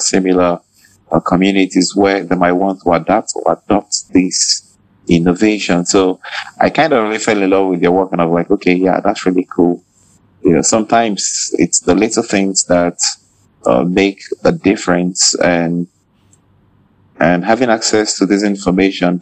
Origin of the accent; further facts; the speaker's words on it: Nigeria; I'm a Nigerian researcher and teacher